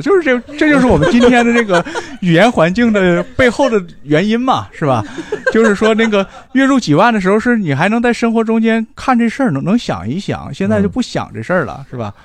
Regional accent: Northeast China, China; accent: Northeastern Chinese dialect; 我们东北话叫住宿住宿

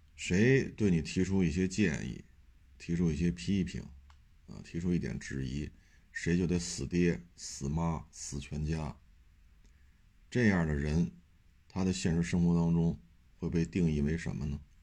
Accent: China; 我生活在中国这片土地上

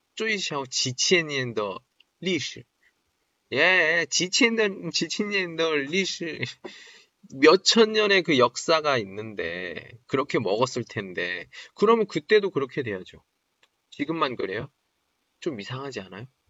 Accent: Daejeon, South Korea; moved away as an adult; now in Qingdao, China; 제 대전 사람인데

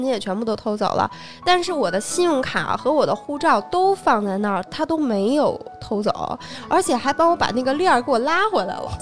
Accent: China; 我们中国人就非常的善于给它缩写

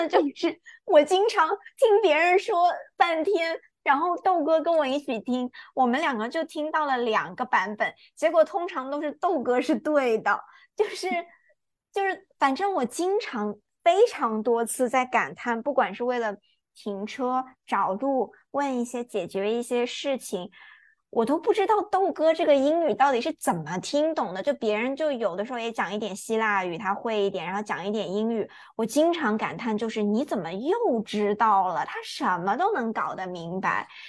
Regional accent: Singapore; 可能是因为我来自一个非常典型的亚洲的生活环境，即便是新加坡，新加坡跟中国其实很像嘛，也都是华人

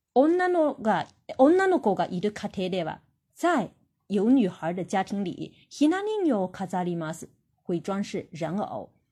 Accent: China; 我们中国人

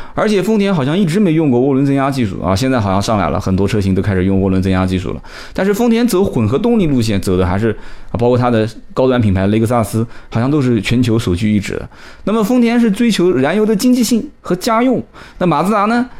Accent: Nanjing, Jiangsu, China; 我们南京话讲叫小杆子

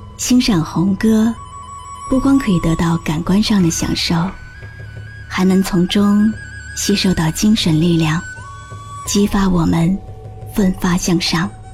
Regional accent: China; 我是中国人

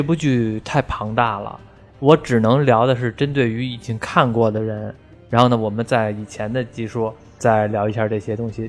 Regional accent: China; 我们中国人看外国人就长得还就算比较相像

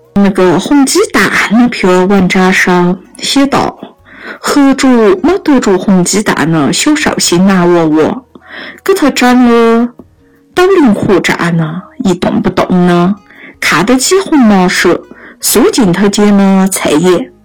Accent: Yunnan, China; accent: Yunnan dialect; 我们云南话上有一句“懒了瘦麻蛇吃”

